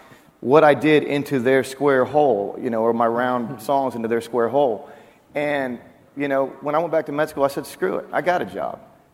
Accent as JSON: {"language": "English", "region": "Oklahoma", "country": "United States", "tie": "born or raised there", "also_born_or_lived": "Waco, Texas", "moved": "yes", "said": "I'm from Oklahoma, as is Ryan and Randy Grimmett."}